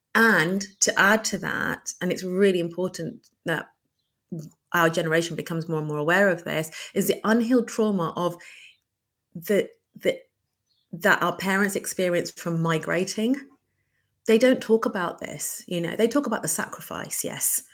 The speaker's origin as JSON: {"language": "English", "country": "United Kingdom", "tie": "born or raised there", "said": "I am British Bangladeshi. Um, born and brought up here from a conservative yet progressive Bangladeshi background"}